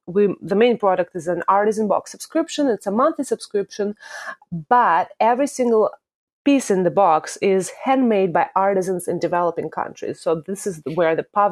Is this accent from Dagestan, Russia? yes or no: no; Moscow, Russia; accent: Russian; English is a second language; moved away as an adult; now in United States; Obviously, the accent part comes from Russia. I'm originally from Russia, from Moscow, and I came here to swim for a university